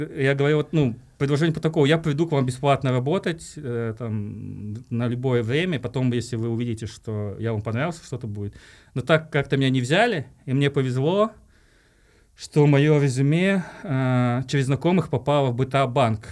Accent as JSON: {"language": "Russian", "region": "Tashkent", "country": "Uzbekistan", "tie": "born or raised there", "moved": "as an adult", "lives_now": "Kazakhstan", "said": "я сам родился в Ташкенте на самом деле и э, Э, здесь недалеко жил, э, на Айбек, и ходил в 110-ю школу"}